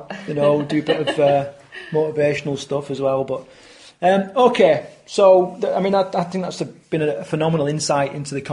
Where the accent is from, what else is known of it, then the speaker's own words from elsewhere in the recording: Yorkshire and the Humber, United Kingdom; growing up in the era that I grew up in Yorkshire